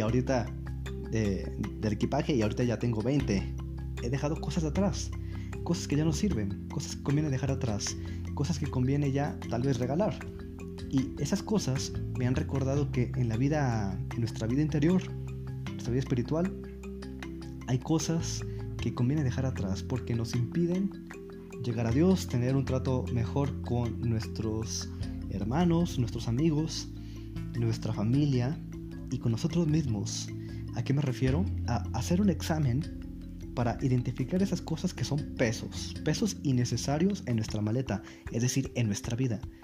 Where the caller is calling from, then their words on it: Mexico; also born or lived in Rome, Italy; Muchos saludos desde México ahora. Ya no son saludos desde Roma porque justamente hace casi un mes llegué a México